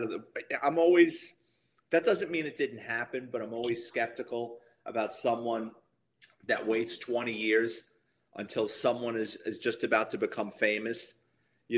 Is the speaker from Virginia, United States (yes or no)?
no; New York City, New York, United States; moved away as an adult; now in Florida, United States; I was born and raised in the Bronx